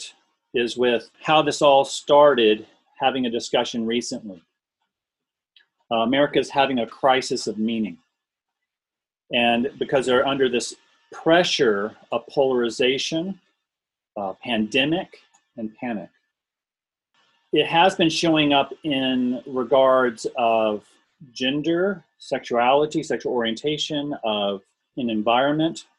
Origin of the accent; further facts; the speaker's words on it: Memphis, Tennessee, United States; moved away as an adult; also born or lived in Columbia, Tennessee; now in Canada; I grew up in Memphis. It's a very segregated city.